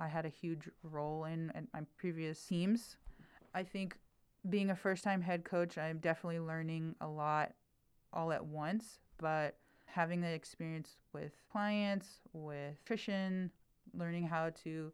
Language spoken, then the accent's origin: English; Fresno, California, United States; moved away as an adult; also born or lived in Bay Area, California; I'm from Fresno, California, okay. But I'm sort of from two places because now I've been living in the Bay Area for about 20 years